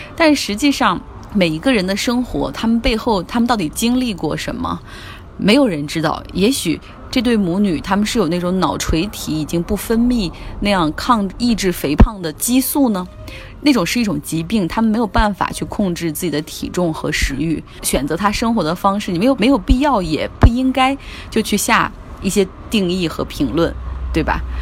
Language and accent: Chinese; China; 我们中国人